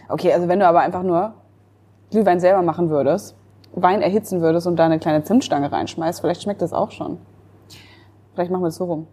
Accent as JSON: {"language": "German", "town": "Münster", "region": "North Rhine-Westphalia", "country": "Germany", "tie": "born or raised there", "moved": "yes", "said": "in Münster, äh, in meiner Heimatstadt"}